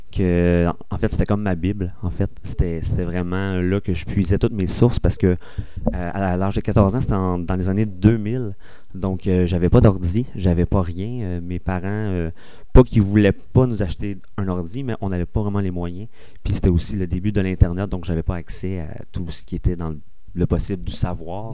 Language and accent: French; Granby, Quebec, Canada; je viens de Granby